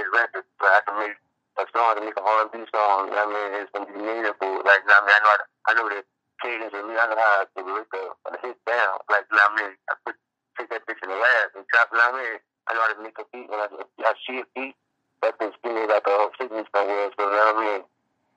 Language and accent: English; Virginia, United States; I'm born and raised in Virginia